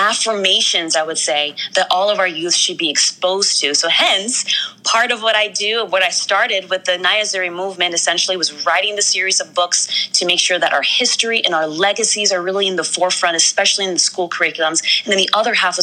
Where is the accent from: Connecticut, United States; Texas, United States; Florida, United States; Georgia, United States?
Connecticut, United States; Stamford; I grew up primarily in Stamford, Connecticut, right here on the East Coast